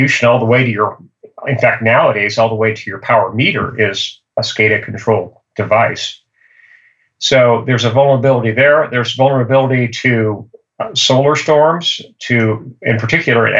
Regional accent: Livermore, California, United States; I was born and raised in Livermore, California

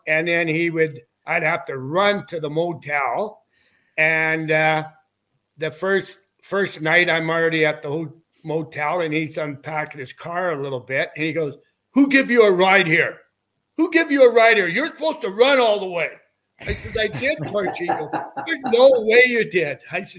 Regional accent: Weyburn, Saskatchewan, Canada; I grew up in Weyburn and I played my minor hockey there

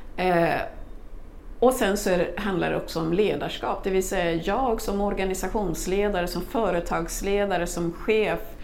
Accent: Kungsängen, Stockholm County, Sweden; born or raised there; also born or lived in Congo / Burundi

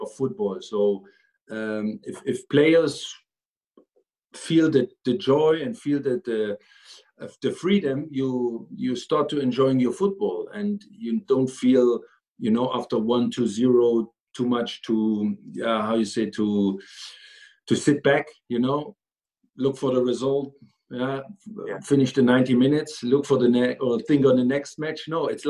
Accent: East Germany, Germany; moved away; I grew up in East Germany

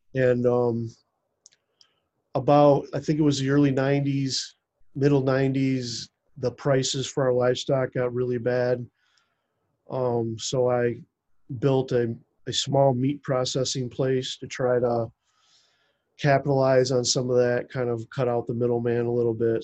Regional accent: United States; i grew up just like two and a half miles west of where i live now

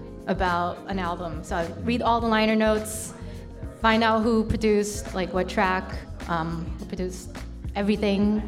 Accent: Los Angeles, California, United States; now in New York City, United States; I'm originally from LA and I moved out here in 2007

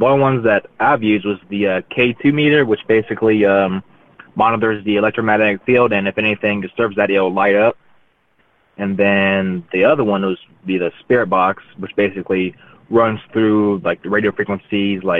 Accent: West Virginia, United States; moved away; also born or lived in North Carolina; growing up in West Virginia, there's not really a whole lot to help in that area

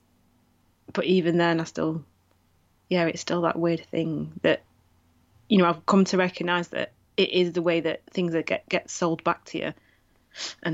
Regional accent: the North of England, United Kingdom; I'm still British. I'm still Northern

